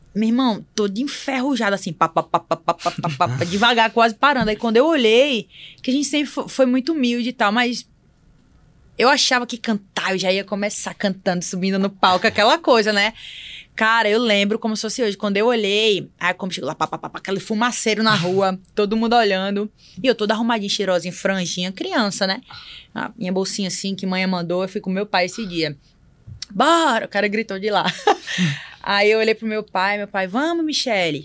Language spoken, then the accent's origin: Portuguese; Barreiros, Pernambuco, Brazil; also born or lived in Recife / Fortaleza; now in São Paulo, Brazil; Eu sou do interior de Pernambuco, Barreiros.